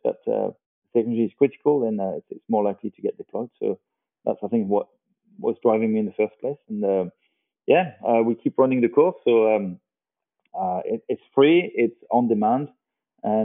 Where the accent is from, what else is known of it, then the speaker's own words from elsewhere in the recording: France; I'm from France.